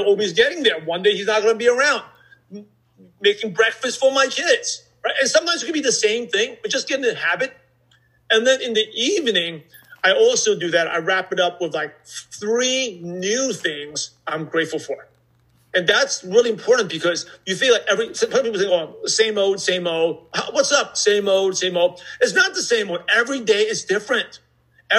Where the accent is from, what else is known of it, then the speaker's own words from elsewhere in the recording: New York City, New York, United States; I'm from Brooklyn, New York